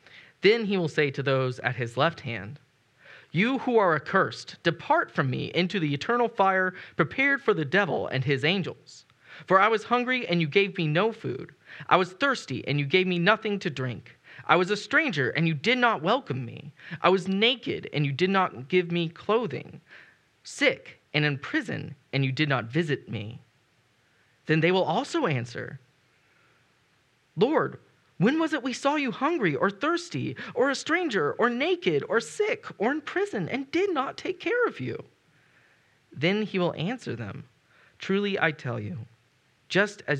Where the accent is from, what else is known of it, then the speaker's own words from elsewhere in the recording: United States; as an American